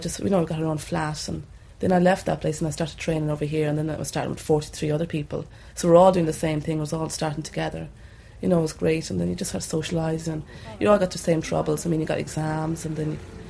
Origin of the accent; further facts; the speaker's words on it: Roscommon, Connacht, Ireland; moved away as an adult; now in Dublin, Ireland; I'm from Roscommon, 4 miles outside Roscommon town